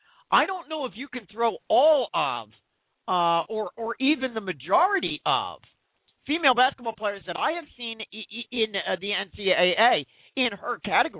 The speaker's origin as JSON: {"language": "English", "town": "Philadelphia", "region": "Pennsylvania", "country": "United States", "said": "I'm a Philadelphian, and we here in Philadelphia"}